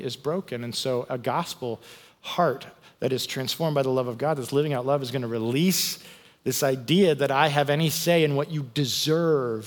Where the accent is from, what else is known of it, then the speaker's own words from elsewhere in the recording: United States; I'm an American